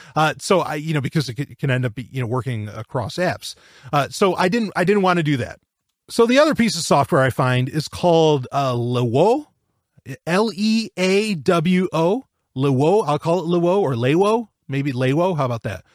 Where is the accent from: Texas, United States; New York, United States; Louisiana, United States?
New York, United States; I'm from New York.